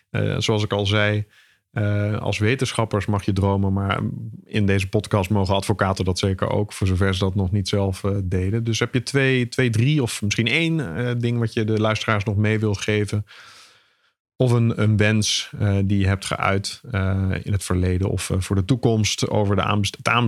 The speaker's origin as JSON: {"language": "Dutch", "town": "'s-Hertogenbosch", "region": "North Brabant", "country": "Netherlands", "said": "Ik kom zelf uit Den Bosch, dus ik mag dit soort dingen zeggen als je van onder de rivieren komt."}